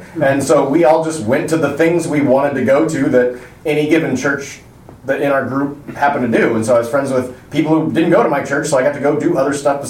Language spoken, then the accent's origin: English; Midwest, United States; Where I grew up in the Midwest in a town of 10,000 people